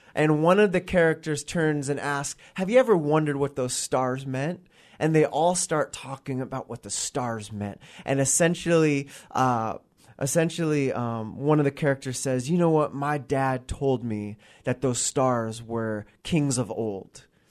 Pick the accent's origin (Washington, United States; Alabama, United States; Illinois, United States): Washington, United States; Gig Harbor; I grew up in Gig Harbor, Washington, so I, I'm a, I'm a resident of the Pacific Northwest. I've been here pretty much my, my entire